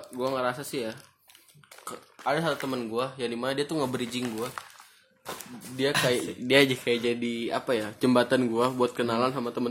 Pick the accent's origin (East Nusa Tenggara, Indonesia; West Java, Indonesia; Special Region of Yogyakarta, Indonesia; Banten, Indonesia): Banten, Indonesia; Serang; moved away as an adult; now in Makassar, Indonesia; Saya dari Serang sih, tapi kuliah di Makassar.